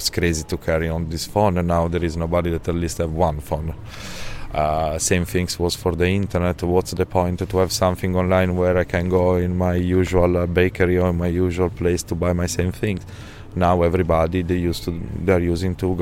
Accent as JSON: {"language": "English", "town": "Milan", "region": "Lombardy", "country": "Italy", "tie": "born or raised there", "accent": "Italian", "second_language": "English", "moved": "as an adult", "lives_now": "Ibiza, Spain", "said": "I'm living in Ibiza from 12 years, but I come from Milan. I was born in Milan"}